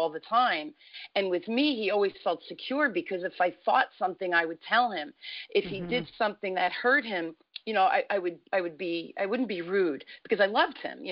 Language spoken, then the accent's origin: English; Newark, New Jersey, United States; I grew up in Newark, New Jersey